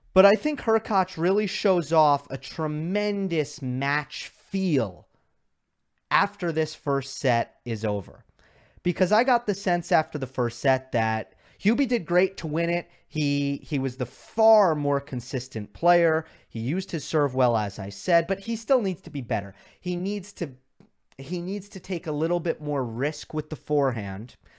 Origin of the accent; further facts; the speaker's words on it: New York, United States; I am from New York